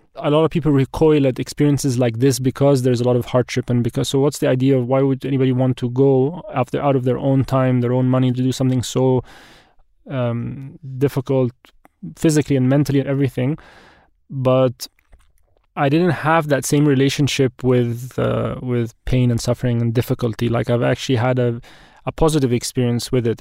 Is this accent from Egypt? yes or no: yes; Egypt; also born or lived in Wimbledon, London, United Kingdom; I'm forty-one years old, I'm Egyptian.